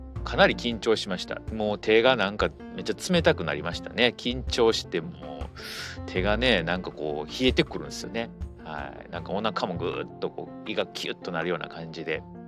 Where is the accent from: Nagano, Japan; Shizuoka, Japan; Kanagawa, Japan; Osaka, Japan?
Osaka, Japan; 私の地元はですね、えー、大阪